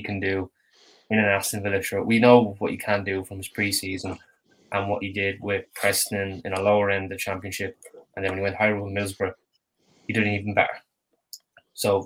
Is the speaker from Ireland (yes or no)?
yes; Navan, Leinster, Ireland; I'm not from Enfield. I'm from Navan.